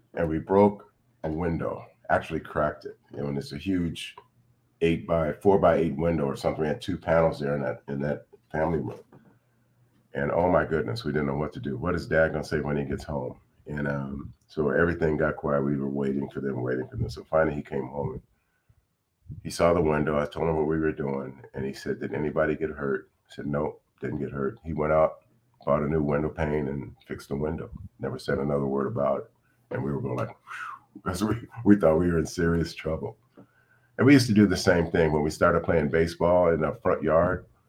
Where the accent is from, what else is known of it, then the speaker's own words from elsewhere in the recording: Sacramento, California, United States; also born or lived in Bakersfield, California; that's where I was raised here in Sacramento, on right off of Grand Avenue, five blocks from the elementary school